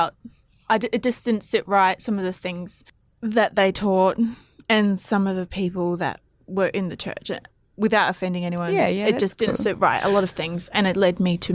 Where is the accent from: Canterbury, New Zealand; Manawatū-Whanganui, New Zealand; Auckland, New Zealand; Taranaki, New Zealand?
Auckland, New Zealand; moved away as an adult; also born or lived in Ramingining, Northern Territory, Australia; now in Australia; I was born in South Auckland